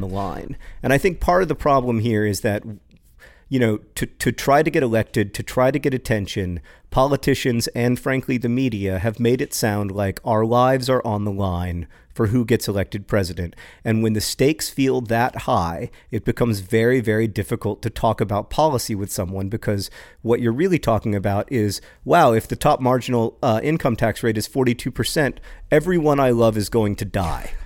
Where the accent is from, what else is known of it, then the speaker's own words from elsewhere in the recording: United States; I am so American, so incurably American